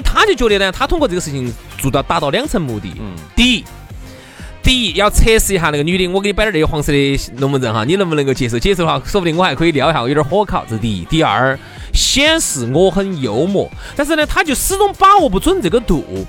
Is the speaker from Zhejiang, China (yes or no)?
no; Chengdu, Sichuan, China; 我们成都这边呢，四川人哈，这种生活习性呐，说话方式啊